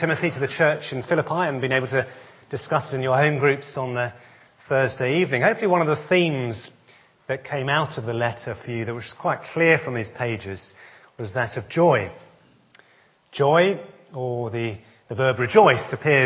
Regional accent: Essex, East of England, United Kingdom; born and brought up in Essex, like myself.

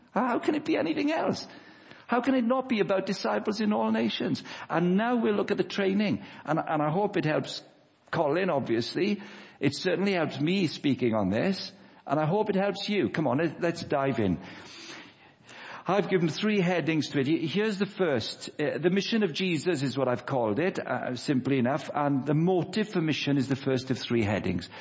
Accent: Wales, United Kingdom; moved away; I'm 38 years of age, Wendy. Um, I grew up in Wales

